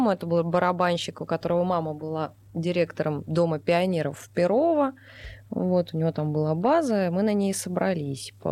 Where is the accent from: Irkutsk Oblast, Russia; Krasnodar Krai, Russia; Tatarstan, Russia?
Krasnodar Krai, Russia; Krasnodar; Вот, мы из Краснодара.